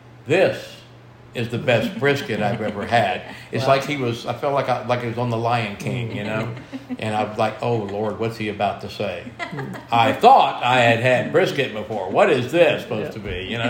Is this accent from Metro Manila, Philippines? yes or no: no; Central Luzon, Philippines; I come from Pampanga, the culinary capital of the world.